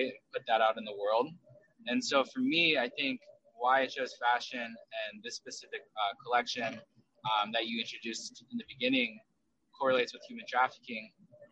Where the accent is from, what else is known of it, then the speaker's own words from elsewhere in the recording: United States; also born or lived in South Korea / Southern California; I did grow up in South Korea with my biological mom and was adopted at the age of 5. And we were separated for a long time. So when I grew up in America, I grew up here in America starting at the age of 5